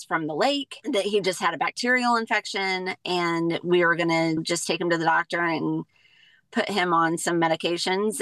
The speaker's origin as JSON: {"language": "English", "area": "near St. Louis", "region": "Southern Illinois", "country": "United States", "moved": "as an adult", "lives_now": "Colorado, United States", "said": "I am from a little town in Illinois, Southern Illinois, near St. Louis"}